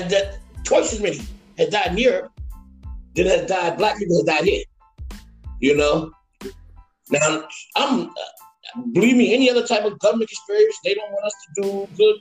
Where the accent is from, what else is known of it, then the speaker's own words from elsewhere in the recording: United States; I'm black, but I'm still American